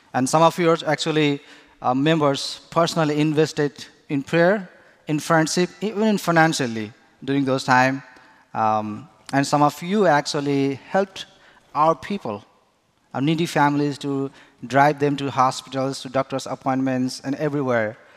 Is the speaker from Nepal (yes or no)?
yes; Nepal; now in Grand Rapids, United States; I am from Nepal